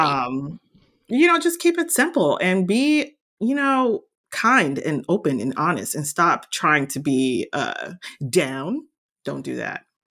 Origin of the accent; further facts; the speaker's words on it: New Jersey, United States; growing up in New Jersey